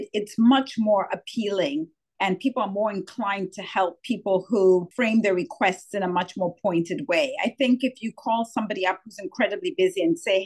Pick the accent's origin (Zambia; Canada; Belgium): Zambia; moved away as an adult; also born or lived in United States / United Kingdom; I was born and raised in Zambia, Southern Africa